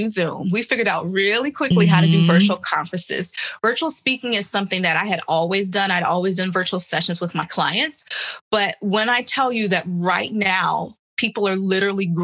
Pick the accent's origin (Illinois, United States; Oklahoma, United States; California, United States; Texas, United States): Illinois, United States; Chicago; moved away; also born or lived in New York; back home in Illinois, where I'm from Chicago